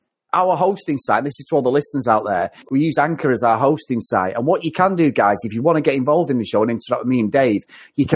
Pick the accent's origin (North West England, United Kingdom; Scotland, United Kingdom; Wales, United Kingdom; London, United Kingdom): North West England, United Kingdom; Manchester; I live in Manchester and I've grown up all my life